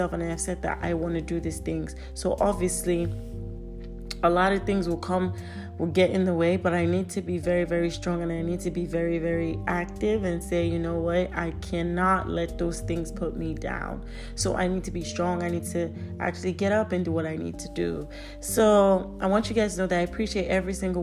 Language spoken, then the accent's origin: English; Nigeria; I'm Nigerian